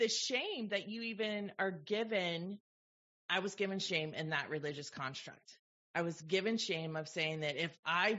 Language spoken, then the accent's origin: English; the Bay Area, California, United States; I grew up in the Bay Area